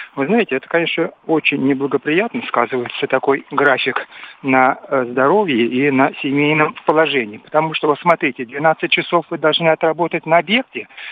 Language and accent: Russian; Moscow, Russia; я москвич, работаю в Москве и живу в Москве